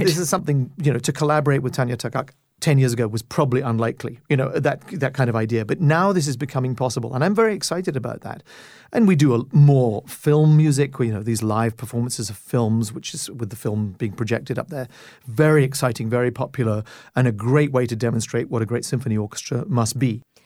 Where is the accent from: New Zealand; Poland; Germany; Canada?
Canada; as a Canadian